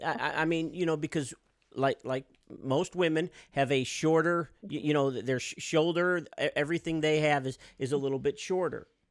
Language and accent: English; Midwest, United States; We're from the Midwest